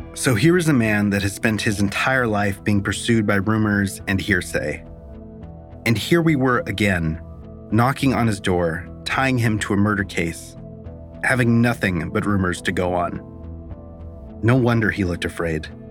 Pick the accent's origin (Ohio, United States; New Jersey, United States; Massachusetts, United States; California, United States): California, United States; Stockton; moved away; It's not far from the house where I grew up on Rose Street